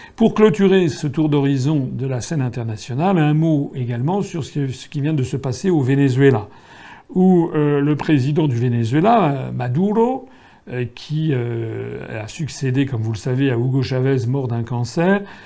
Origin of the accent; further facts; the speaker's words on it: France; nous sommes français